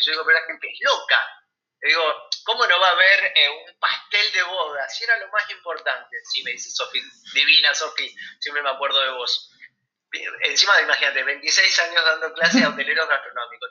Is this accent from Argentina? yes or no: yes; Argentina; cómo somos los argentinos